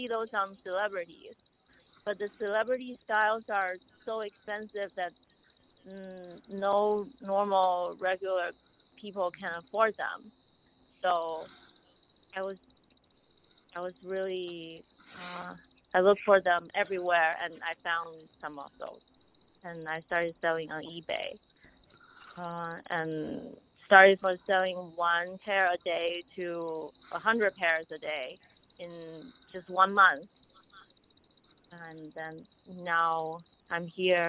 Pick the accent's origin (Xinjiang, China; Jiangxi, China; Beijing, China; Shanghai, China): Beijing, China; moved away as an adult; also born or lived in Cambridge, United Kingdom; now in United States; I grew up in Beijing, China, and then I went to UK in Cambridge for my master's